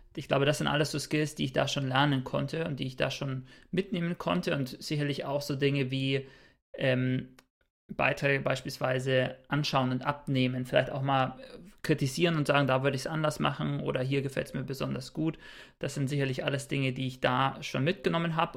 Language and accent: German; Bayreuth, Bavaria, Germany; moved away as an adult; now in Cologne, Germany; komme tatsächlich gebürtig auch aus Bayreuth, habe da mein Bachelorstudium gemacht und wohne inzwischen in Köln